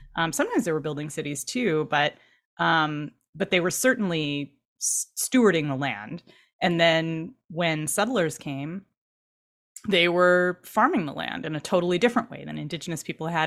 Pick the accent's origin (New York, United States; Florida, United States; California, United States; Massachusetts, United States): California, United States; Irvine; I grew up in Orange County in Irvine